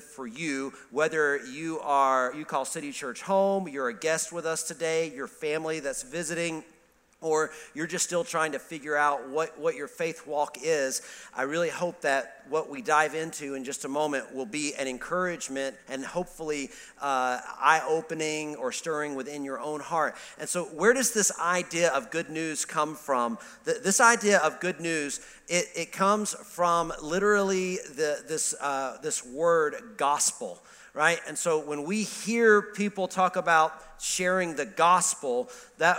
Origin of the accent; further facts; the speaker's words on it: Alabama, United States; moved away; I grew up in Alabama